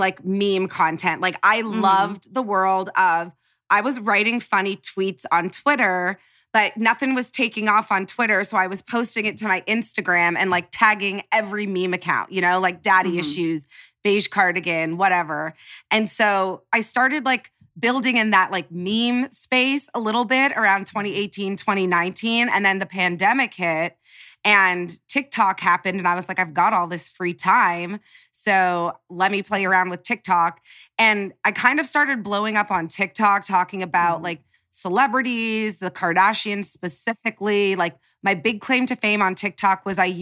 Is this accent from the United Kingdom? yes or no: no; Canada; moved away as an adult; now in Los Angeles, United States; I'm Canadian